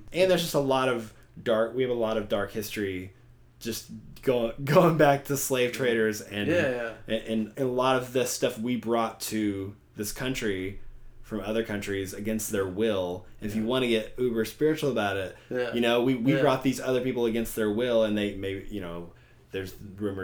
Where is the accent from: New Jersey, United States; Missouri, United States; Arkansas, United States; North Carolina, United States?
Arkansas, United States; Southwest; I grew up in Southwest Arkansas